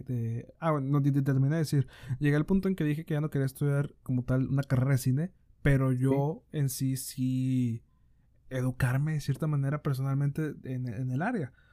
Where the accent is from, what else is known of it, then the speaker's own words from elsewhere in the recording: Monterrey, Nuevo León, Mexico; nosotros acá somos de, de Monterrey, Nuevo León.